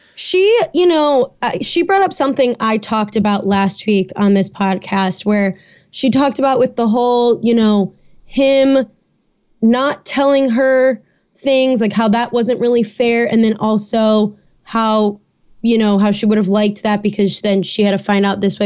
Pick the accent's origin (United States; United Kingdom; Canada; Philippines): United States; Chicago, Illinois; born or raised there; now in Atlanta, United States